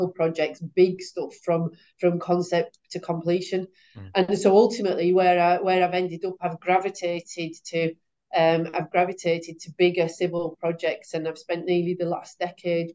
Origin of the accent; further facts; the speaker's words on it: West Cumbria, North West England, United Kingdom; I'm from West Cumbria, and I was brought up close to the Sellafield plant